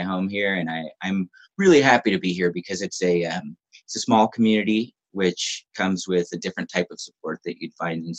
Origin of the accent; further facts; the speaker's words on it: Southern California, United States; I grew up in Southern California